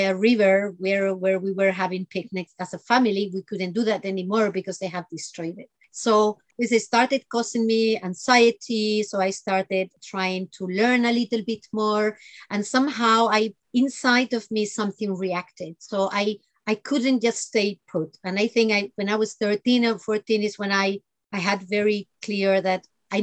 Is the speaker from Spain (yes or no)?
yes; Spain; I grew up in Spain, and pretty much between the south and the north.